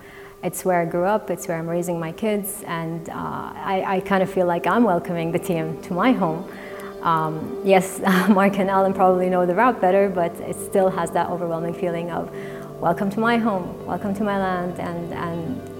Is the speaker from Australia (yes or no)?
no; Saudi Arabia; I grew up in Saudi Arabia with a very unique last name.